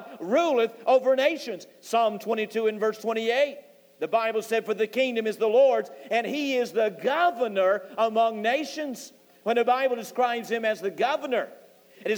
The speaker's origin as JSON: {"language": "English", "region": "North Carolina", "country": "United States", "said": "I'm a Christian. I'm from North Carolina"}